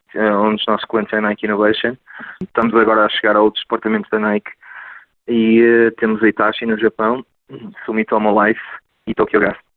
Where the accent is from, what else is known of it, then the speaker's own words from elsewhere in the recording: Northern Portugal, Portugal; moved away as an adult; also born or lived in Oxford, United Kingdom; now in Sunnyvale, United States; Eu e o Rui, como somos, somos do Norte de Portugal